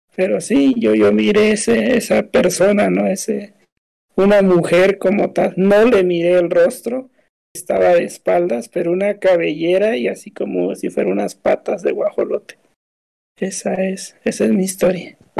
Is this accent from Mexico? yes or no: yes; Oaxaca, Mexico; born or raised there